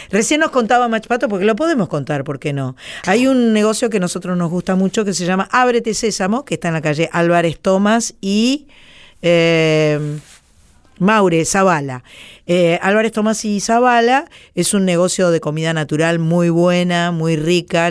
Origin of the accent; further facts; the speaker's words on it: Buenos Aires, Argentina; now in Boulogne, Argentina; soy porteña, nací en Buenos Aires